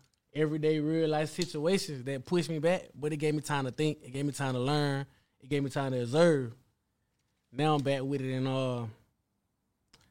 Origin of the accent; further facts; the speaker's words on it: Milledgeville, Georgia, United States; I'm from Millersville, Georgia. You know, middle Georgia